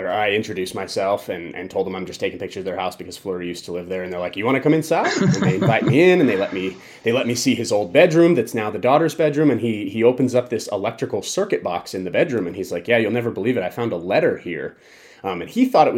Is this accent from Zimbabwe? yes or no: no; Colorado Springs, Colorado, United States; now in Las Vegas, United States; I grew up in Colorado Springs